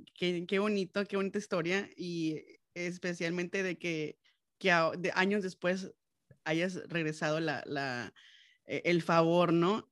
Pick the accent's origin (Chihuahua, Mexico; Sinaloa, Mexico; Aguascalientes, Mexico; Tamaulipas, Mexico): Sinaloa, Mexico; Los Mochis; moved away; yo soy de los Mochis, Sinaloa